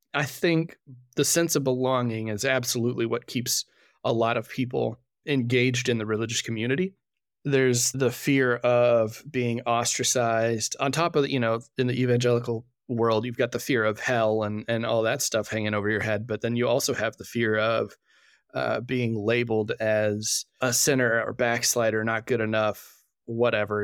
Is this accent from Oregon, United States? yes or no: no; Fort Worth, Texas, United States; I grew up in Fort Worth, Texas, going to a, a rather large Baptist church there.